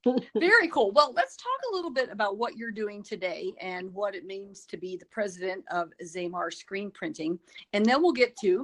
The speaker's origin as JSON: {"language": "English", "region": "Colorado", "country": "United States", "tie": "born or raised there", "said": "I'm a Colorado native as well."}